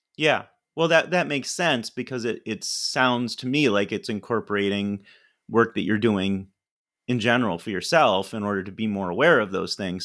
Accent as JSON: {"language": "English", "town": "Ithaca", "region": "New York", "country": "United States", "tie": "born or raised there", "said": "I grew up in Ithaca, New York"}